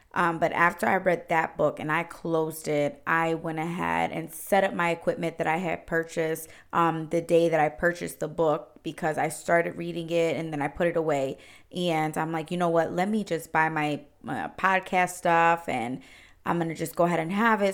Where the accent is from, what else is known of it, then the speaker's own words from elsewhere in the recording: Cleveland, Ohio, United States; I was actually born and raised in Cleveland, Ohio. I've been here my whole life, uh, 28 years